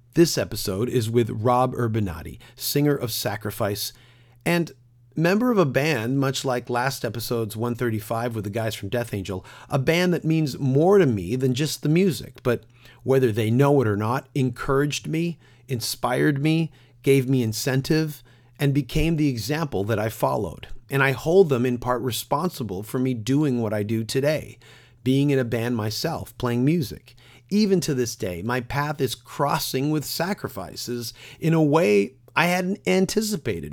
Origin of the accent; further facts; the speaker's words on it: Toronto, Ontario, Canada; my hometown of Toronto, but my home borough of Scarborough, Ontario